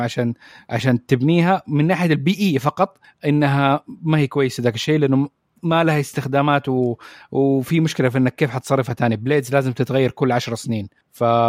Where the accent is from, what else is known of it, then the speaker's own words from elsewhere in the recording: Saudi Arabia; عندنا في السعوديه